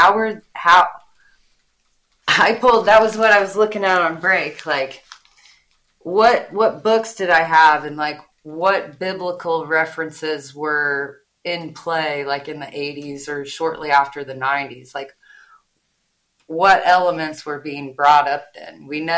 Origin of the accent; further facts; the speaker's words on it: Midwest, United States; I'm from the Midwest. I say everybody's name wrong.